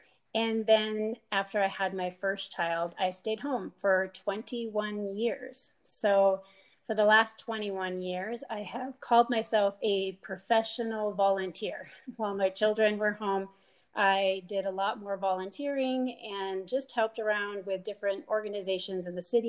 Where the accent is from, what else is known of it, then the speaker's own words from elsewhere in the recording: North Dakota, United States; also born or lived in Minnesota / Colorado / California; now in Fountain Hills, United States; I am originally from North Dakota, and I have moved around a bit. I went to school at the University of Minnesota, have lived in Colorado, California, and have found our home in Fountain Hills, Arizona for the last 15 years.